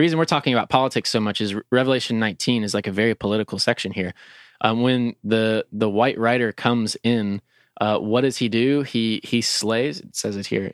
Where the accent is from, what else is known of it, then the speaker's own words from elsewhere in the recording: Lexington, Kentucky, United States; I'm a Lexingtonian, I'm a Kentuckian, I'm an American.